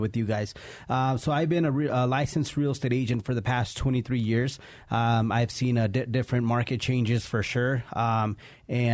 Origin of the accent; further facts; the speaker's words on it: Colorado, United States; also born or lived in Mexico; I grew up in that area. We immigrated from Mexico a few years ago